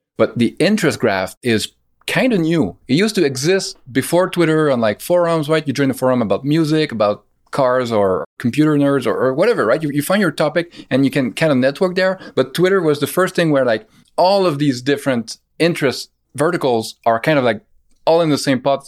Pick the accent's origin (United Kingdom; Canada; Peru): Canada; as a Canadian